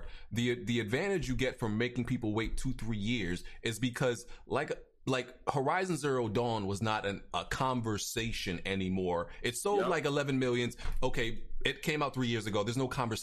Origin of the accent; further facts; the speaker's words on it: New York City, New York, United States; I'm from Brooklyn